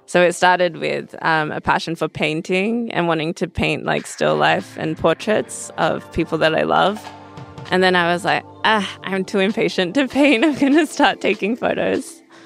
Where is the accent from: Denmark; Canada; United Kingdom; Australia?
Australia; Perth, Western Australia; now in Los Angeles, United States; so I grew up in Perth. It's a, a small town in, on, in Western Australia.